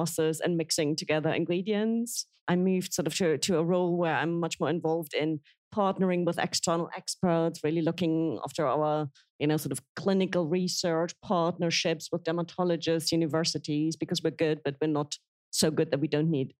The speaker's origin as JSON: {"language": "English", "region": "Berlin", "country": "Germany", "tie": "born or raised there", "second_language": "English", "moved": "as an adult", "lives_now": "United Kingdom", "said": "I'm not only am I German, I'm East German. I grew up in East Berlin when the wall was still up"}